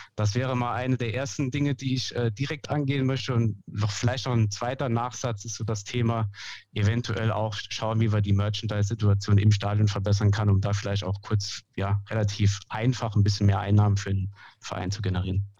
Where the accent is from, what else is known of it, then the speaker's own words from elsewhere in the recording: Püttlingen, Saarland, Germany; now in Saarbrücken, Germany; geboren bin ich in Püttlingen, wohnhaft in Saarbrücken.